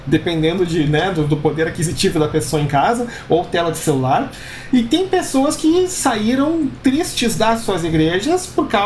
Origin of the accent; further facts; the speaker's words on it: Rio Grande do Sul, Brazil; Tava até ouvindo uma história lá do sul, lá de onde eu vim, né? Que é a igreja onde eu congregava, agora, porque lá tá, tá, tá muito ruim a situação em, na região metropolitana de Porto Alegre.